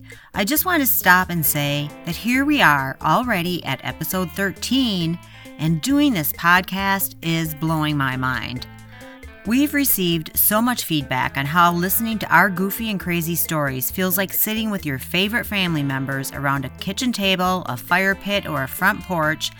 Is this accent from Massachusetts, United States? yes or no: no; Minnesota, United States; we were raised in Minnesota